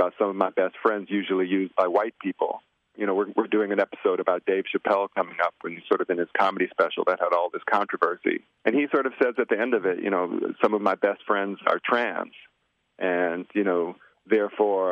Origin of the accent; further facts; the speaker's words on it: Chicago, Illinois, United States; I grew up on the South Side in predominantly black spaces, you know, Kenwood High School and South Shore